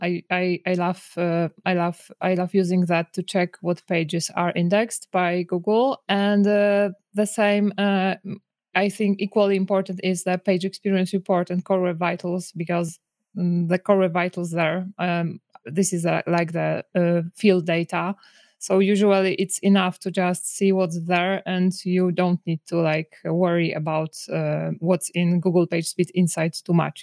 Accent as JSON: {"language": "English", "country": "Poland", "said": "I'm from Poland."}